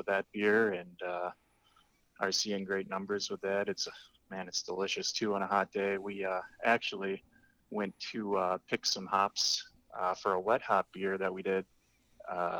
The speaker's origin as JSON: {"language": "English", "town": "Holland", "region": "Michigan", "country": "United States", "tie": "born or raised there", "said": "I grew up in Holland, Michigan, which is on the west side of the state"}